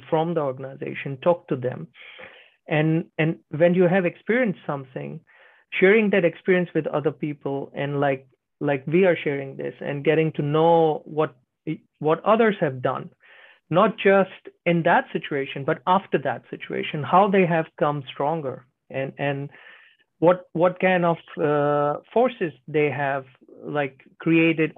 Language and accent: English; India; now in Finland; Right now I'm in Finland. I'm from India